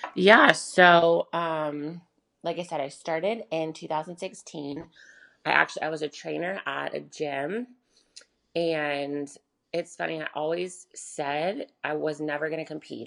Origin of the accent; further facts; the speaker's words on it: Charlotte, North Carolina, United States; I'm from Charlotte, North Carolina. I was born and raised here.